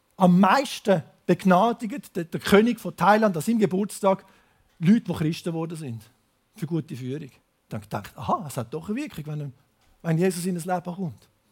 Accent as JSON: {"language": "German", "country": "Switzerland", "accent": "Zürich German", "said": "Ich komme aus dem Biotop Schweiz, ins Biotop Laos"}